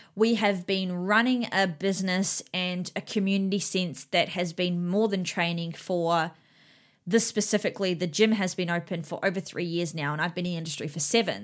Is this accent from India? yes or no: no; New Zealand; now in Australia; I'm from New Zealand and I live here in Australia with my husband and my daughter, um, but my whole family still lives in New Zealand.